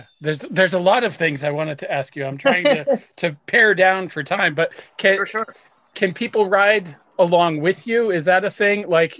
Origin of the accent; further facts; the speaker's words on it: New Hampshire, United States; now in Boston, United States; my home state of New Hampshire